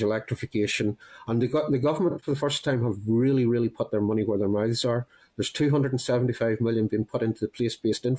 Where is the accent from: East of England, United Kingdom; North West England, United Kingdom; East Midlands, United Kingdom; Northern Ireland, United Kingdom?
Northern Ireland, United Kingdom; moved away as an adult; now in Scotland, United Kingdom; I might be in Scotland 29 years, but I'm still from Northern Ireland. It's my home